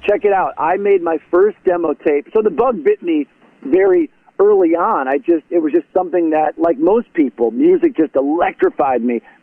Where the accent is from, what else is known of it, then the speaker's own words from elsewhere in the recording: Detroit, Michigan, United States; moved away as an adult; also born or lived in Grosse Pointe, Michigan; now in Nashville, United States; I was born and raised in South Detroit